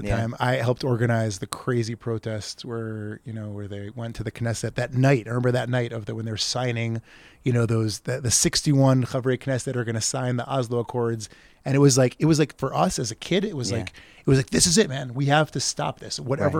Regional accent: Efrat, West Bank, Palestine; as kids growing up in Efrat, you know, the hangout now is in Zayit

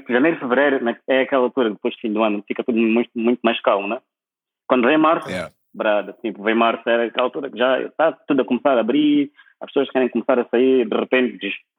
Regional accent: Maputo, Mozambique; moved away as an adult; also born or lived in Lisbon, Portugal; now in Prague, Czech Republic; Eu saí de Maputo em 2000, 2000, 2004. Nem 2007, saí de Maputo em 2004.

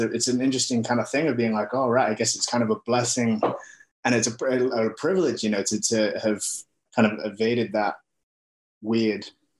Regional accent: Wakefield, Yorkshire and the Humber, United Kingdom; accent: British; moved away as an adult; also born or lived in Australia; now in New Zealand; I'm Samoan and Māori, but I grew up in England, and I moved to New Zealand 3 years ago to pursue filmmaking

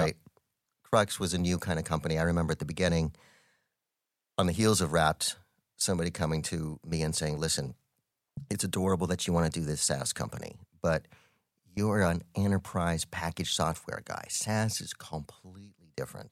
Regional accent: Albuquerque, New Mexico, United States; I am born and raised in Albuquerque, New Mexico, one of five kids.

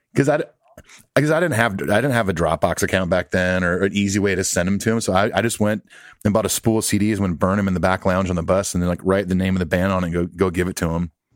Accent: Southern California, United States; growing up in California

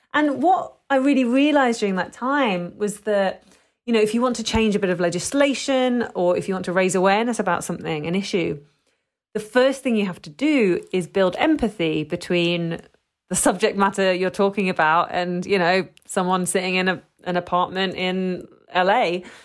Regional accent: London, United Kingdom; I'm British, you know, I was born in London, but as, as someone who's a second generation

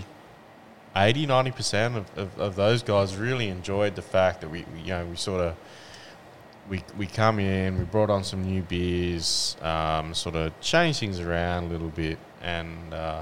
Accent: Western Australia, Australia; also born or lived in Houston; now in Tasmania, Australia; I'm originally from the West Coast, from WA.

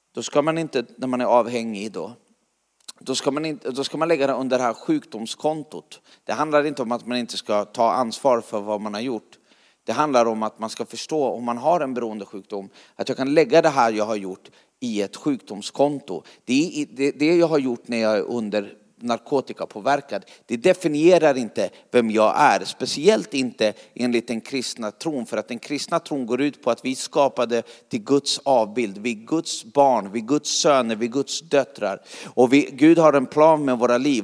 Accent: Sweden; jag kommer från Sverige

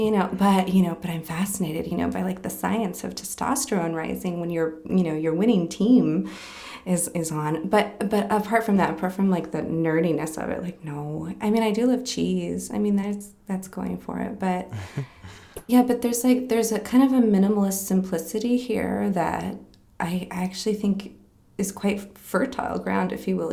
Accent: Willamette Valley, Oregon, United States; now in Green Bay, United States; I'm from kind of a place called like the Willamette Valley, in Oregon on the West Coast

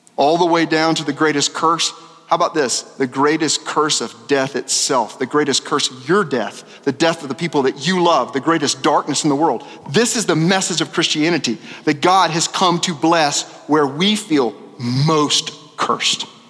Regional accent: Little Rock, Arkansas, United States; moved away; I'm from Little Rock

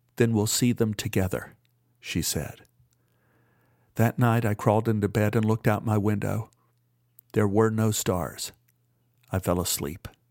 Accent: Dallas, Texas, United States; when I was growing up in Oak Cliff.

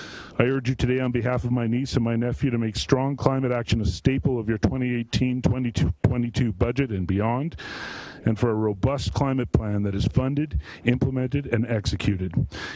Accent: Calgary, Alberta, Canada; born there; I was born in Calgary, but I kind of moved all over Canada until moving back some time ago.

